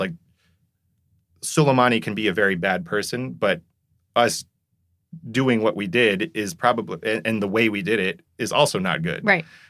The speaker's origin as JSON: {"language": "English", "country": "South Korea", "tie": "born or raised there", "moved": "yes", "said": "I'm someone who grew up in Korea"}